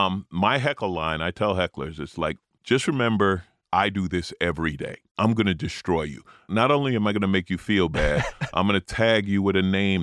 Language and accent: English; New York, United States; now in Los Angeles, United States; I'm an LA comic, although I grew up in New York.